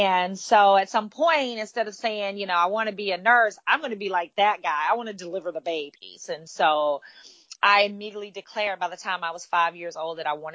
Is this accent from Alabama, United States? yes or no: yes; Demopolis, Alabama, United States; now in Florida, United States; I grew up in a small town called Demopolis, Alabama